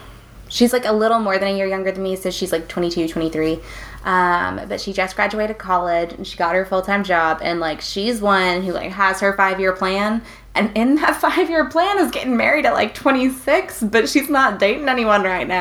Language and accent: English; the South, United States; We're from the South. Our families are pretty religious